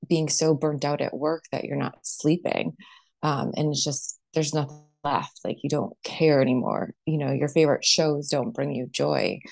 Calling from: Connecticut, United States; I'm calling in from Connecticut on the East Coast here

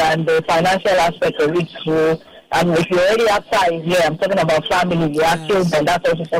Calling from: Lagos, Nigeria

